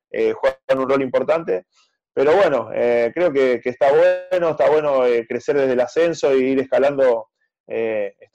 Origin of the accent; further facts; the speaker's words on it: Pergamino, Buenos Aires Province, Argentina; por la pasé en mi ciudad, soy de Pergamino